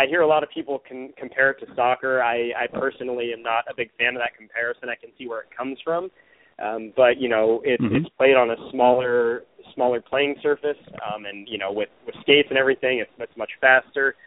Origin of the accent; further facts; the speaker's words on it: Tri-Cities, Washington, United States; I grew up in the Tri-Cities